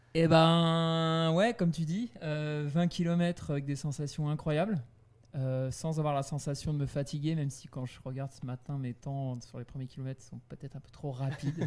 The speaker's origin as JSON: {"language": "French", "region": "Brittany", "country": "France", "said": "chez moi en Bretagne"}